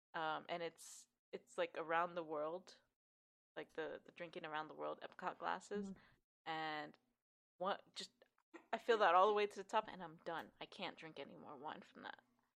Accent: Puerto Rico; I am not your typical Puerto Rican.

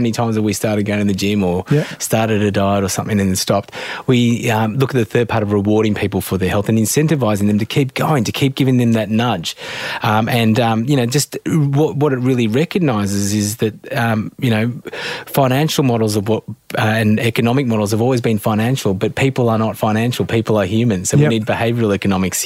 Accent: Australia; I'm really proud and blessed to be an Australian, born and bred in Australia

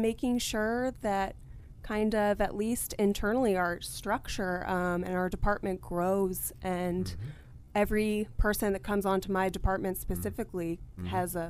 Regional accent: Washington, District of Columbia, United States; Born and raised in Washington, D.C.

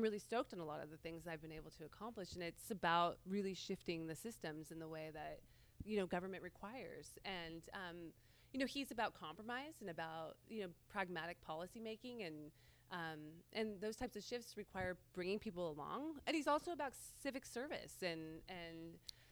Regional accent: Aptos, California, United States; also born or lived in Oakland, California; I grew up out in Aptos and went to UCSC

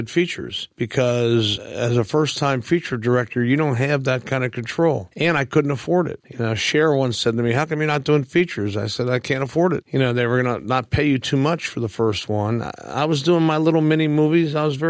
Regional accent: Midwest, United States; because I was from the Midwest, that I would please my audience.

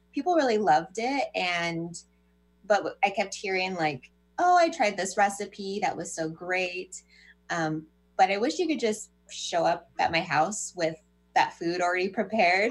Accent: California, United States; I grew up in California

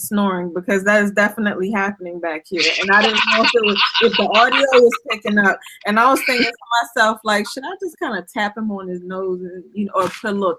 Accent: Alexandria, Virginia, United States; I'm from Virginia, Alexandria, like close to D.C.

